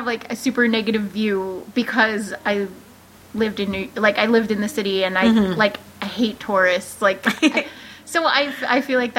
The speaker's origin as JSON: {"language": "English", "town": "New York City", "region": "New York", "country": "United States", "said": "It's just because I'm from New York that it sounds like, I feel like I sound snobby, but it's not."}